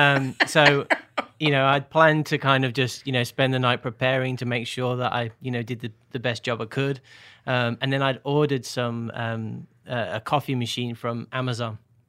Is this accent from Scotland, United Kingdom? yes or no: no; Birmingham, West Midlands, United Kingdom; also born or lived in Northern Ireland / Portsmouth / London / Bolton; now in Nashville, United States; So I grew up in Birmingham, but I've lived all over, so my accent has changed over time. So Northern Ireland, Portsmouth, London, Bolton near Manchester, and then here.